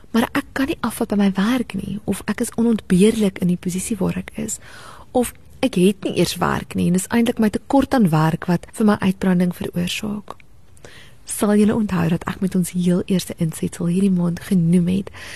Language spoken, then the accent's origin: Afrikaans; South Africa; as Suid-Afrikaners en as kinders van die Here